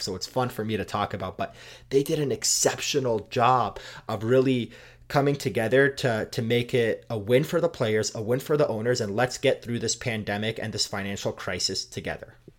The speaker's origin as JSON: {"language": "English", "country": "Canada", "said": "I'm Canadian"}